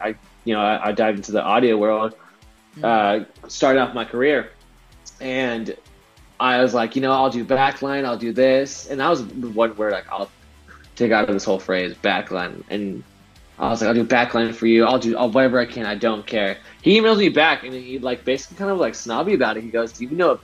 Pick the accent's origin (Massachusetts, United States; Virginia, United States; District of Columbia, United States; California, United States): California, United States; San Diego; I grew up, I'm from San Diego, California